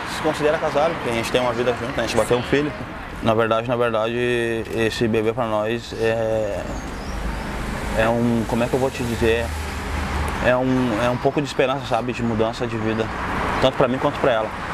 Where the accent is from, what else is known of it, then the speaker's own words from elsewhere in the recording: Porto Alegre, Rio Grande do Sul, Brazil; Na família daqui de Porto Alegre também, da parte da Zona Sul e parte da Zona Leste, onde eu me criei